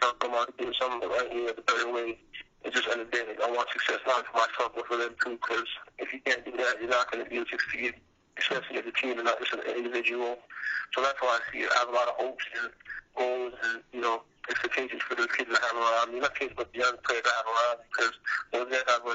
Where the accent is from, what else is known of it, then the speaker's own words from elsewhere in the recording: Toronto, Ontario, Canada; moved away; I'm from Toronto